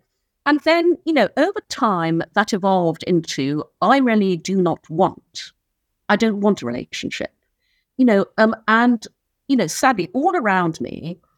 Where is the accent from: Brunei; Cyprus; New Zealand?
Brunei; also born or lived in United Kingdom; I was born in the UK, but when I was six, we moved to Brunei in Borneo, so I grew up in Asia.